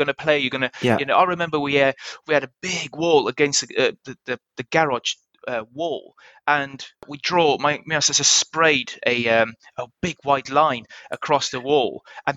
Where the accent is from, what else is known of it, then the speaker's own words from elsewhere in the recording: South Africa; moved away as an adult; as a South African part of the Commonwealth